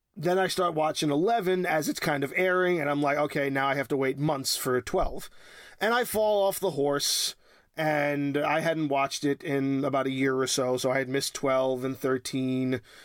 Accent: New York, United States; born and raised in New York

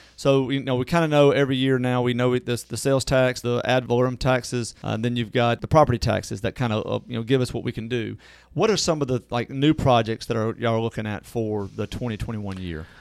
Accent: Natchez, Mississippi, United States; I'm from Natchez

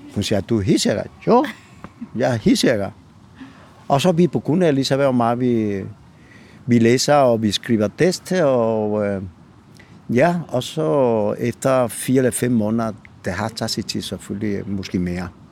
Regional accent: Bobadilla, Andalusia, Spain; Danish is a second language; moved away as an adult; now in Copenhagen, Denmark; jeg kommer fra Spanien, fra Andalusia

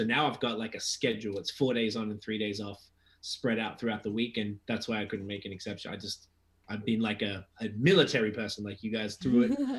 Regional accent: Australia; I'm from Australia

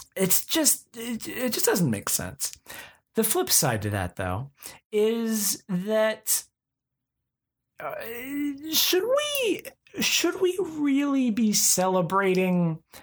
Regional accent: Oklahoma, United States; I'm from Oklahoma

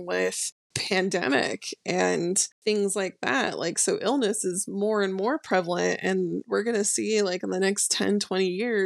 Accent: Bay Area, California, United States; I was born and raised in California and was a total, like, typical Bay Area, you know, they call us, like, crunchy granola type person

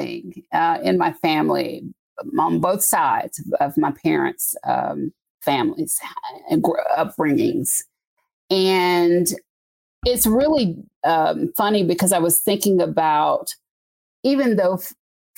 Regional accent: Covington, Georgia, United States; I was born and raised in Covington, Georgia

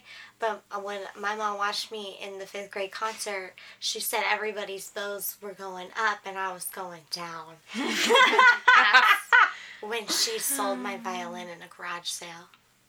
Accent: Houston, Texas, United States; I was born in Houston.

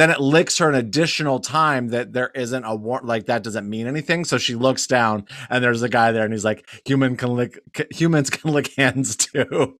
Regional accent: Wyoming, United States; I'm from Wyoming

